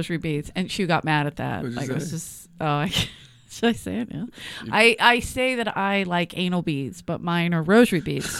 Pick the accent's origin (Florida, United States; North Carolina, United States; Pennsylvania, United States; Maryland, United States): Pennsylvania, United States; Philadelphia; accent: thick South Philly; moved away; my accent was so thick from South Philly